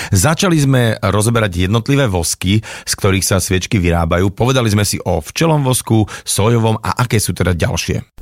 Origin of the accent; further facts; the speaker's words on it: Tlmače, Nitra Region, Slovakia; moved away; ja som ako bývalý tlmačan